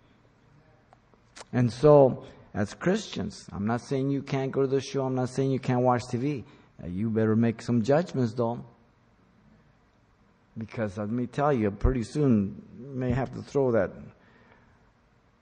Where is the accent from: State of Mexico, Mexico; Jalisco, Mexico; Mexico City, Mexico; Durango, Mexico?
Mexico City, Mexico; now in United States; I was born in Mexico City. I am a Mexican citizen. I'm an American. I don't fly the Mexican flag. I live in America